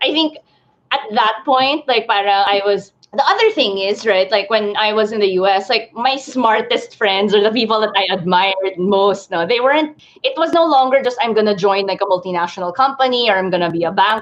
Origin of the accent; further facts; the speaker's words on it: Philippines; being a Filipina